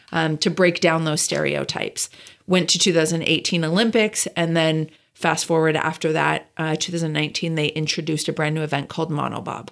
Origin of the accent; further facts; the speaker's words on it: Calgary, Alberta, Canada; moved away as an adult; also born or lived in Del Mar, United States; now in Carlsbad, United States; I grew up in Calgary, Alberta, Canada